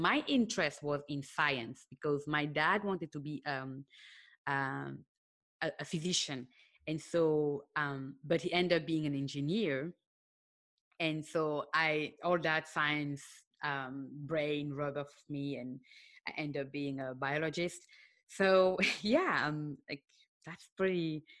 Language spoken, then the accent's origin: English; Cameroon; born there; also born or lived in Senegal; I was born in Cameroon, and then I lived in Senegal.